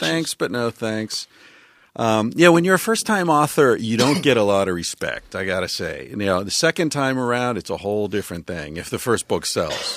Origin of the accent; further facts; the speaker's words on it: Pennsylvania, United States; I grew up in Pennsylvania